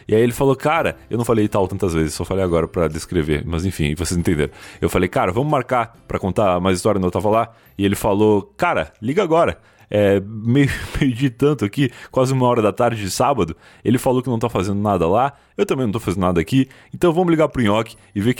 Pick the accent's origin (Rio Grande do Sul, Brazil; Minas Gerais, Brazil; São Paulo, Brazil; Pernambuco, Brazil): Rio Grande do Sul, Brazil; sou gaúcho.